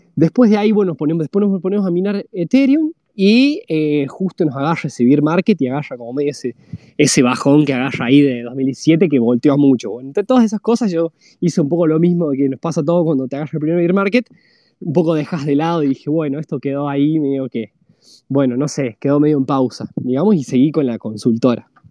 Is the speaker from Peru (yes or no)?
no; La Rioja, Argentina; moved away as an adult; also born or lived in San Juan, Argentina; yo soy oriundo de la, de la Rioja principalmente, o sea, nací en La Rioja. Eh, ahí donde fue donde, donde, me, donde me crié